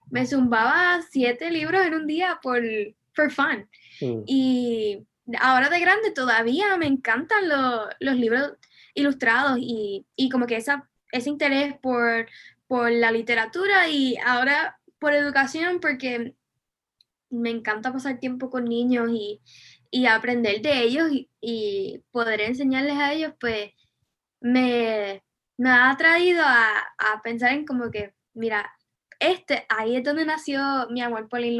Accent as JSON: {"language": "Spanish", "town": "Vega Baja", "country": "Puerto Rico", "tie": "born or raised there", "said": "Sí, pues yo soy de Vega Baja, pero no viví aquí toda mi vida. Me mudé a Puerto Rico a los siete años porque mi papá es militar y pues moved around un poquito hasta tenía siete años"}